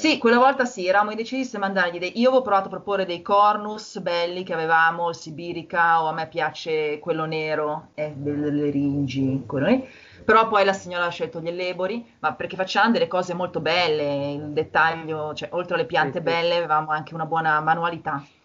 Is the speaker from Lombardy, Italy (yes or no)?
yes; Milan, Lombardy, Italy; moved away as an adult; also born or lived in England; io sono di Milano